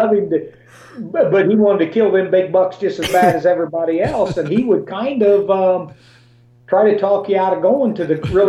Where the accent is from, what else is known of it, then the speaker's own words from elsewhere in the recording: Illinois, United States; Illinois is my favorite because it's my home state.